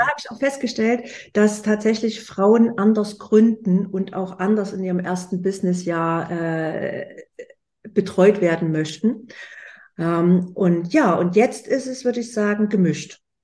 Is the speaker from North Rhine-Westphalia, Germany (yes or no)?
no; Leipzig, Saxony, Germany; ich komme aus Leipzig